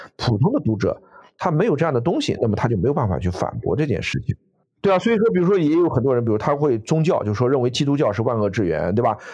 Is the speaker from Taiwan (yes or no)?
no; China; 我们中国人